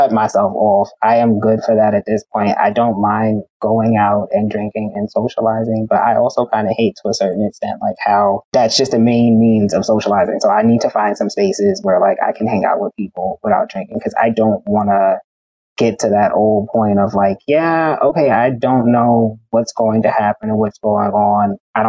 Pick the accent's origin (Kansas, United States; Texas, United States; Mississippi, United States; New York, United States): New York, United States; Bronx; And then like I'm from the Bronx.